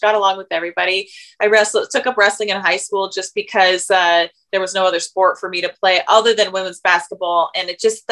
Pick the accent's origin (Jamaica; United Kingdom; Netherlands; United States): United States; Tacoma, Washington; I grew up in Tacoma, Washington